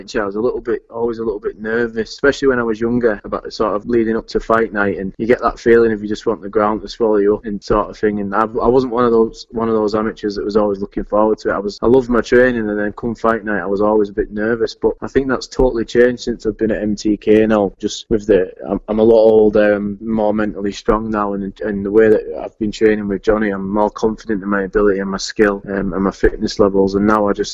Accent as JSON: {"language": "English", "area": "Lake District", "region": "North West England", "country": "United Kingdom", "tie": "born or raised there"}